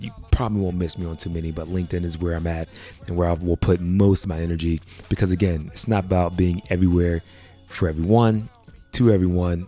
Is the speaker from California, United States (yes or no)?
no; Pittsburgh, Pennsylvania, United States; moved away; being born and raised in Pittsburgh